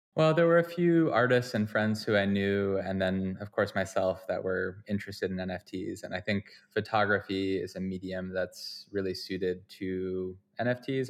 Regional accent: Vermont, United States; moved away; also born or lived in Boston / upstate New York; I'm from Vermont originally

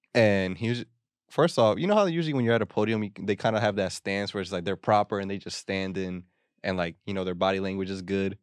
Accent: United States; we're fucking American

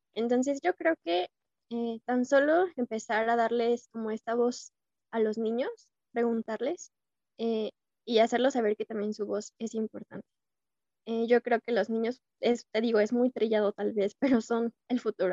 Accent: Irapuato, Guanajuato, Mexico; soy originaria de Irapuato

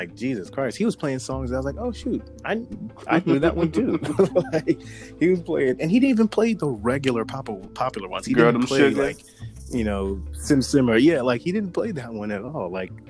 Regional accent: Jamaica; I, of course, I'm Jamaican and stuff

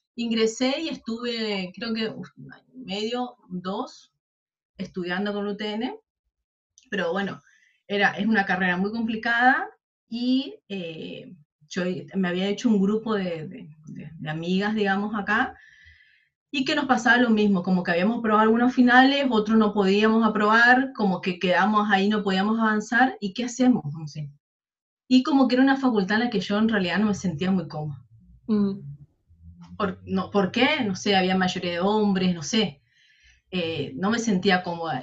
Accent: Charata, Chaco, Argentina; moved away as an adult; also born or lived in Corrientes; now in Resistencia, Argentina; yo soy del interior del Chaco, yo soy de Charata

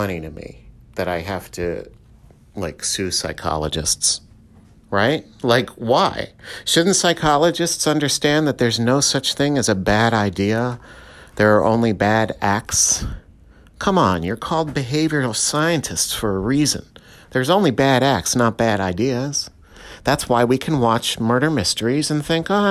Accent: New York metropolitan area, United States; I come from the New York metropolitan area

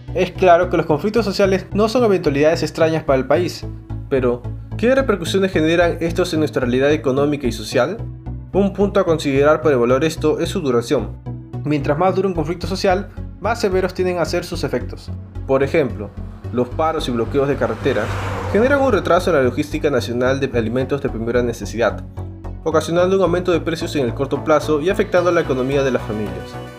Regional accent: Peru; Como peruanos

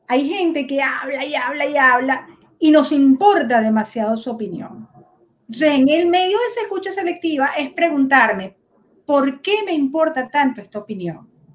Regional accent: Caracas, Capital District, Venezuela; nací en Caracas

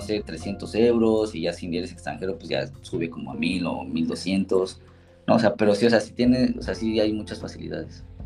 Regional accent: Mexico City, Mexico; moved away as an adult; also born or lived in Chicago, United States; now in Innsbruck, Austria; soy chilangote, soy de la costada Madero, soy barrio

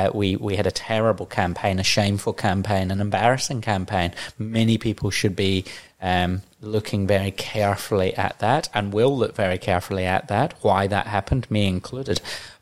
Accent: Hallett Cove, South Australia, Australia; I'm a boy from Hallett Cove. My parents moved to South Australia 19 years ago when I was in high school to give their three boys greater opportunity in life.

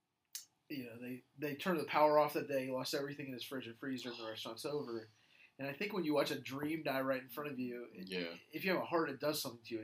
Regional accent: Jacksonville, Florida, United States; I grew up in Jacksonville.

